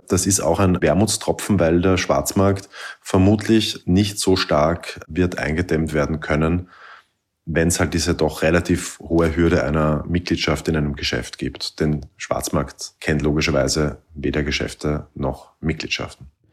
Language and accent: German; Austria; Bei uns in Österreich